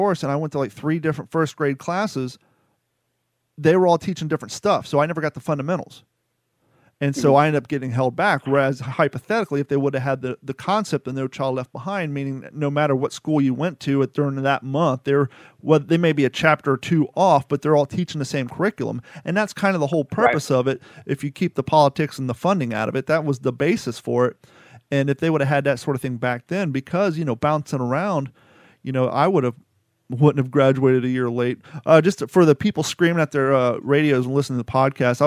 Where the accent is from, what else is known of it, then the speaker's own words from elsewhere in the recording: Columbus, Ohio, United States; moved away as an adult; also born or lived in Grove City, Ohio / Long Beach, California; now in Fort Myers, United States; I grew up in Hamilton South, and then I moved to the Cape Coral side of town